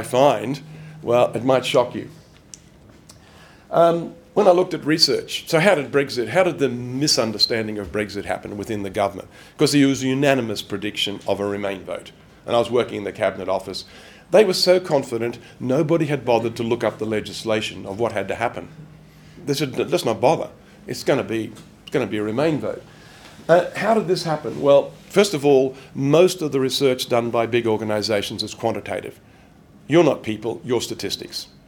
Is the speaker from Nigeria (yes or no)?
no; Australia; moved away; I'm an Australian